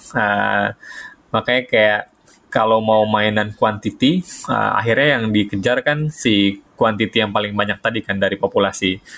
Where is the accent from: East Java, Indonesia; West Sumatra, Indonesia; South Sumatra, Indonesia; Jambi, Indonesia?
South Sumatra, Indonesia; Di tengah-tengah antara Kayu Agung dan Palembang sebenarnya kampung gua.